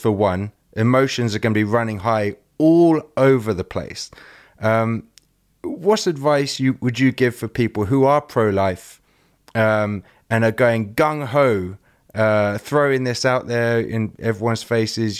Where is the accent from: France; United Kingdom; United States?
United Kingdom; England; I'm English.